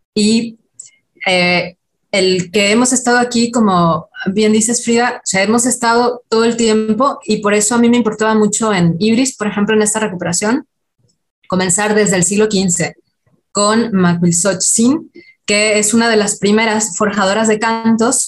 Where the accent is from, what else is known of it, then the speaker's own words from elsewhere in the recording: Yucatán, Mexico; accent: Yucatecan; yo soy de Yucatán, entonces eh, el, típico estereotipo con el acento yucateco